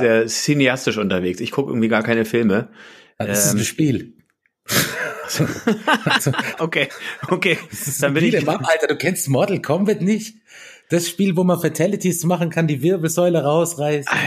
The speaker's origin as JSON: {"language": "German", "town": "Lienz", "region": "Tyrol", "country": "Austria", "said": "Die Lienser reden, also unsere, also da wo ich herkomme, wir reden ja eh noch relativ ähm, verständlich"}